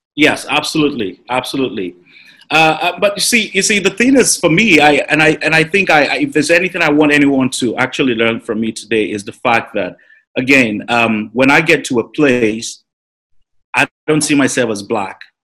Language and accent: English; Nigeria; Nigeria has always been a place where you know we grew up